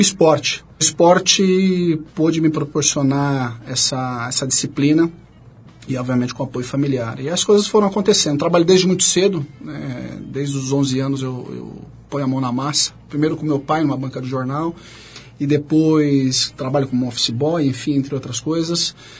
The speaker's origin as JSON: {"language": "Portuguese", "town": "Carapicuíba", "region": "São Paulo", "country": "Brazil", "tie": "born or raised there", "also_born_or_lived": "Três Lagoas, Mato Grosso do Sul / São José dos Pinhais, Paraná", "said": "Nasci quase que por acaso em Três Lagoas, Mato Grosso do Sul, fiquei apenas um mês. Moramos alguns anos em São José dos Pinhais, até fincar raízes aqui em São Paulo, ali na, em Carapicuíba."}